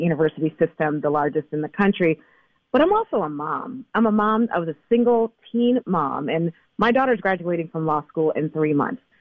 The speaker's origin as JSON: {"language": "English", "area": "Bay Area", "region": "California", "country": "United States", "tie": "born or raised there", "said": "as a young person growing up in the Bay Area"}